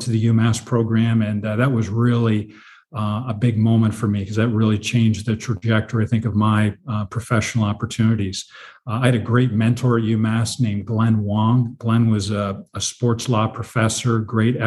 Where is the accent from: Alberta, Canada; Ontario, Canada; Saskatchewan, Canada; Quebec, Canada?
Ontario, Canada; Toronto; moved away; I grew up in Toronto, Canada.